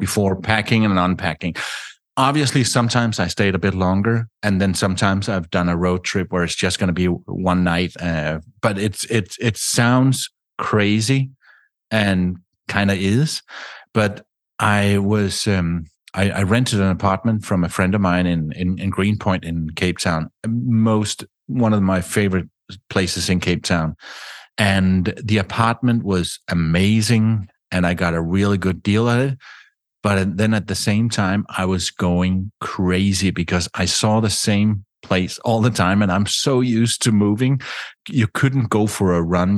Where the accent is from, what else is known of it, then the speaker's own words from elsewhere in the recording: Denmark; I grew up in Denmark